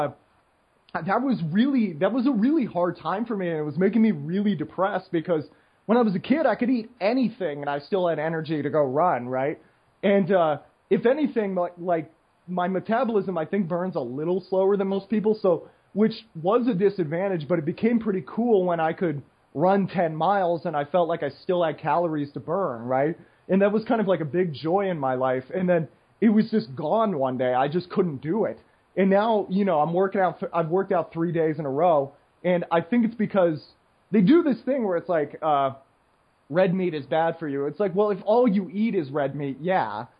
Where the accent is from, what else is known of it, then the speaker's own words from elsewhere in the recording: United States; now in Costa Rica; I'm American